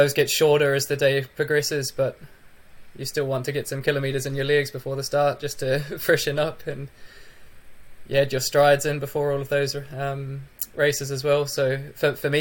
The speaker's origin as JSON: {"language": "English", "country": "New Zealand", "also_born_or_lived": "United Kingdom", "moved": "as an adult", "lives_now": "Sweden", "said": "I'm heading over to New Zealand for my first New Zealand winter since I moved to Europe. So that will be quite a interesting experience going back home"}